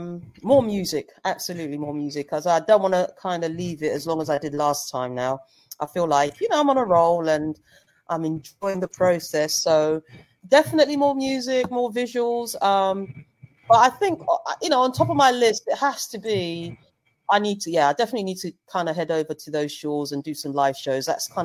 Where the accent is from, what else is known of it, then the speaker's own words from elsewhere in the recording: Zambia; because I'm from Zambia, so that's where my folks are.